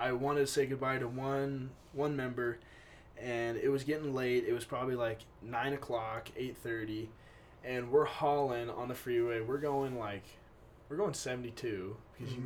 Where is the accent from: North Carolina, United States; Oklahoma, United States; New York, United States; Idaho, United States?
Idaho, United States; Boise; I'm from Boise, Idaho.